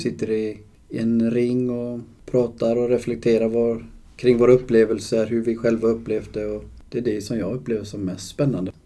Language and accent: Swedish; Uddevalla, Västra Götaland, Sweden; Jag är från Uddevalla.